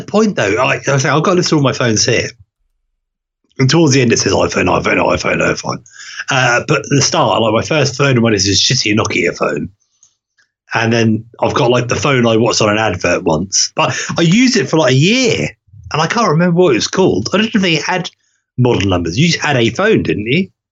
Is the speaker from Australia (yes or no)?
no; Norway; moved away; where I um, grew up as a child, before I moved away from Norway and moved back